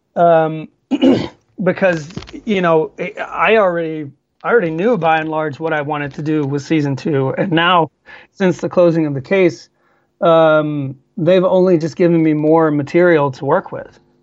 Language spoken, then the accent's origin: English; Georgia, United States; moved away as an adult; now in Sweden; in Georgia, my home my home state where I grew up.